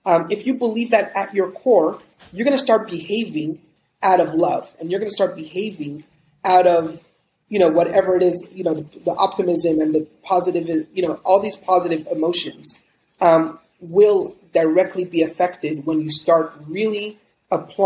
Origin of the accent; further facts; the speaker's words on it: Montreal, Quebec, Canada; moved away as an adult; I'm originally from Montreal, Canada. I grew up, born and raised over there for the first 24 years of my life